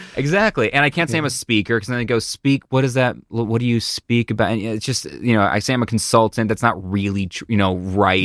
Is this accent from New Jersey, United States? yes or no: no; Buffalo, New York, United States; moved away; I'm from Buffalo, New York originally